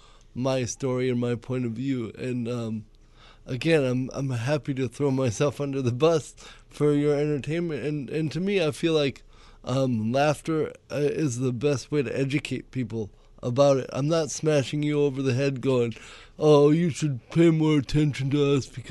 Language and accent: English; Cameroon; moved away; I was born in Cameroon, West Africa.